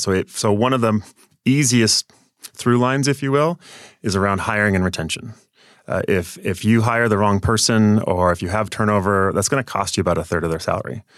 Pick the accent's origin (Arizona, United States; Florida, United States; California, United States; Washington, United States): Washington, United States; near Portland; also born or lived in Seattle area, Washington; I grew up, though, down near Portland, Oregon, right across the Columbia River in Washington still